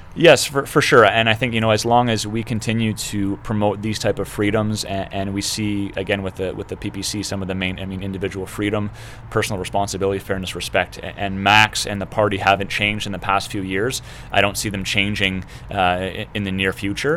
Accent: Canada; as a Canadian

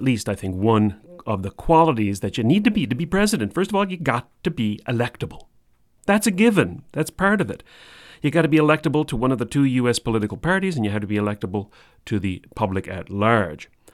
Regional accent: Canada; we're Canadian

